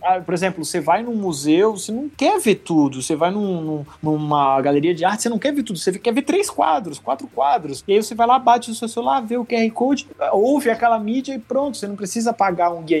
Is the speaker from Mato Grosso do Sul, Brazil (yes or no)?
no; Santa Catarina, Brazil; sou de Santa Catarina, sou do Sul